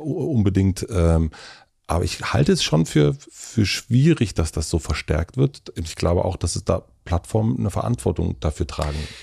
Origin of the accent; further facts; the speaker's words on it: Brandenburg, Germany; Ich bin in Brandenburg aufgewachsen